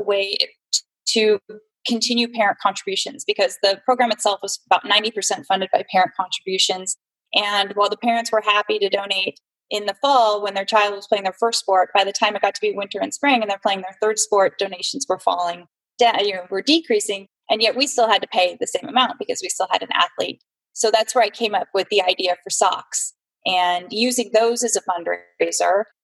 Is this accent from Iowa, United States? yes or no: no; San Jose, California, United States; I'm a native Californian, very rare, actually, born and raised in San Jose.